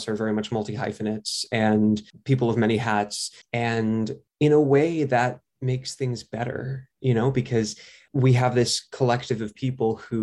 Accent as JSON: {"language": "English", "region": "New York", "country": "United States", "tie": "born or raised there", "said": "I grew up in New York, so I was very fortunate to have the exposure to theater that I did."}